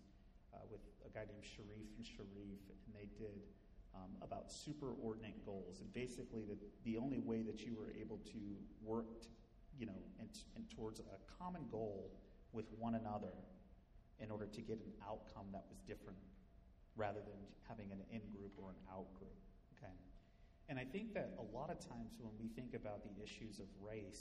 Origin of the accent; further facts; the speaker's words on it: Midwest, United States; growing up in the Midwest in a predominantly white community